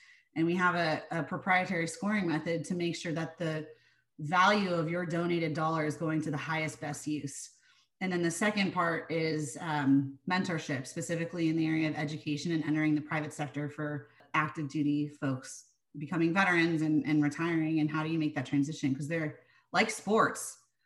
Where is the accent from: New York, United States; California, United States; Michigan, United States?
California, United States; San Diego; growing up in San Diego